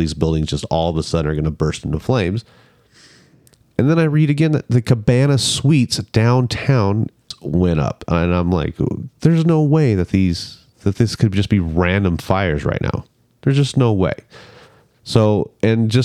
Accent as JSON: {"language": "English", "region": "Northern California", "country": "United States", "tie": "born or raised there", "said": "growing up in Northern California"}